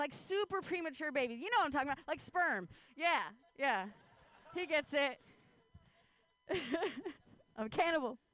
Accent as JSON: {"language": "English", "region": "Ohio", "country": "United States", "tie": "born or raised there", "moved": "yes", "lives_now": "Bay Area, United States", "said": "I grew up in Ohio"}